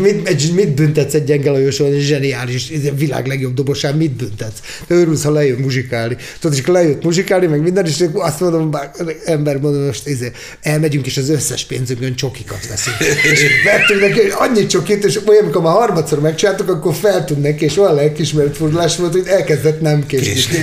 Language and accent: Hungarian; Budapest, Hungary; first language Hungarian; együtt nőttem föl velük Pesterzsébeten